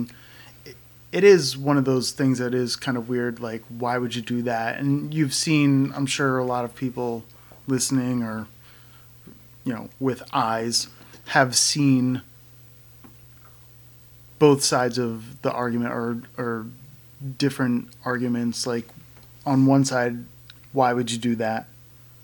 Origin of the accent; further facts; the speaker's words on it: Connecticut, United States; moved away; my hometown in Connecticut, yes, I'm from Connecticut